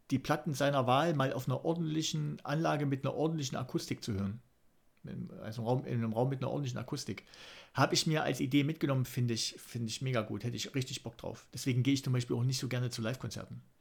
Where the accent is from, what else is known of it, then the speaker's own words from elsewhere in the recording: East Germany, Germany; Aber ah, als Ossi-Junge, da hat es echt schwer.